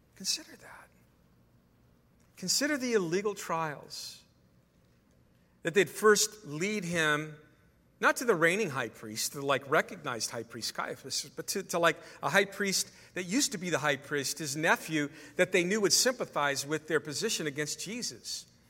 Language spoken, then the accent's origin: English; California, United States; I'm a California guy